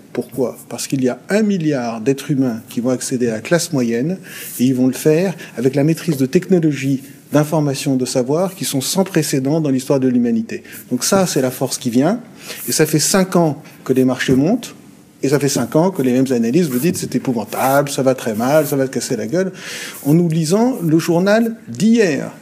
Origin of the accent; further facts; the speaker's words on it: France; quand on est français